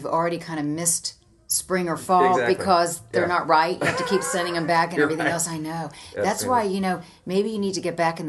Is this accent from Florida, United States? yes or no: yes; Jacksonville, Florida, United States; now in St. Louis, United States; Well, I'm from Jacksonville, Florida.